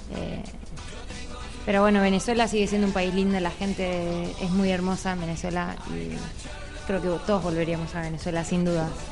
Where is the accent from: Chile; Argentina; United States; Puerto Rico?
Argentina; moved away as an adult; Nosotros salimos de Argentina por Mendoza